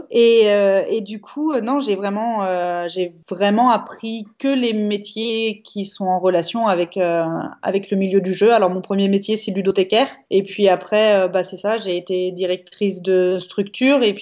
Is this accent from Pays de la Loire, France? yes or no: yes; Angers, Pays de la Loire, France; alors moi je viens d'Angers euh, qui est donc dans l'ouest de la France et qui a euh, un petit sport local qui s'appelle la boule de fort.